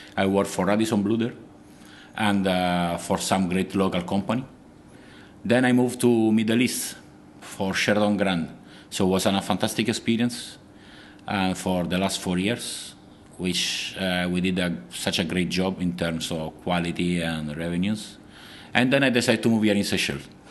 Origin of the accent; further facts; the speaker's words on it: Rome, Lazio, Italy; English is a second language; moved away as an adult; also born or lived in Spain / Ukraine / Shanghai, China / Chongqing, China; I'm from Rome. I'm originally from Rome